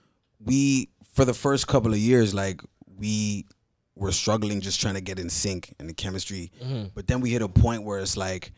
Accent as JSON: {"language": "English", "country": "Nigeria", "said": "I'm Nigerian, no real shit. I'm Nigerian."}